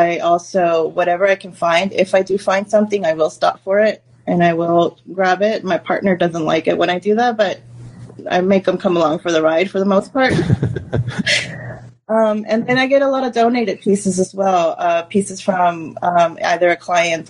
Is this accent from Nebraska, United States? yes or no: no; Austin, Texas, United States; I mean, this is my hometown. It's basically all I really know. I don't have much to compare it to. But I do love that most of my family is here, and the fact that, you know, this is my hometown.